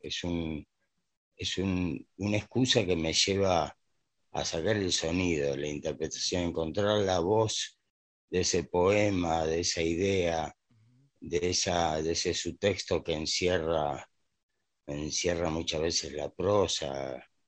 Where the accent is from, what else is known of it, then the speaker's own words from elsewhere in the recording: Buenos Aires, Argentina; Yo soy porteño, nací en Buenos Aires